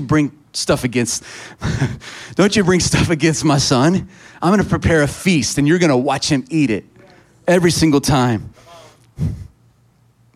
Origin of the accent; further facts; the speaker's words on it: Texas, United States; I'm a Texan